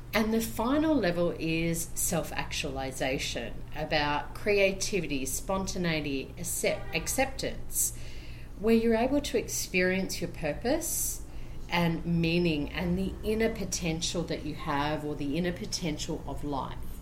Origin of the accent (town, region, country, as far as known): Brisbane, Queensland, Australia; now in Colombia